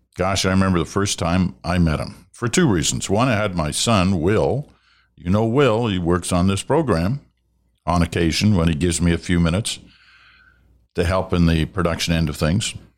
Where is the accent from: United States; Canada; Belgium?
Canada; it's kind of a part of being Canadian